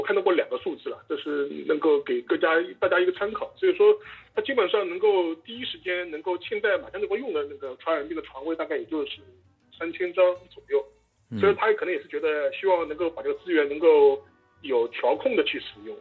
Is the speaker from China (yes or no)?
yes; China; 从我们中国人的角度来说